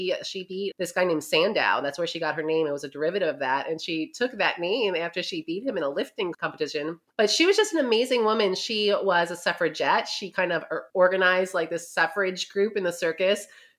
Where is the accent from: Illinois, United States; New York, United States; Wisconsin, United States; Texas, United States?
New York, United States; now in Ohio, United States; And I live in Southern Ohio, but I am from New York. So when people say, where are you from? I say New York because you can't take it out of me.